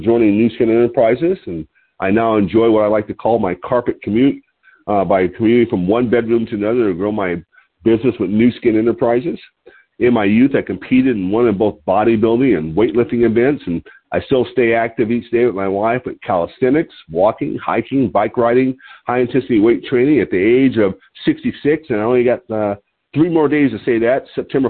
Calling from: Lompoc, California, United States; I'm your host today. I'm calling in from Lompoc, California, which sits about 54 miles north of Santa Barbara on the central coast of California.

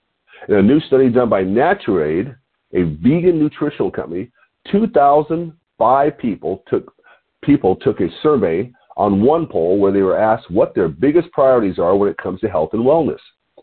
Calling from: Lompoc, California, United States; your host today. And I'm calling from Lompoc, California, which is 54 miles north of Santa Barbara on the beautiful California coast.

